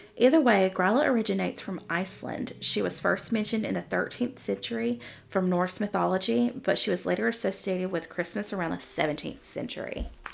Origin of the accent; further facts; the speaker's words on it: the South, United States; I'm from the South. I grew up in a Southern Baptist home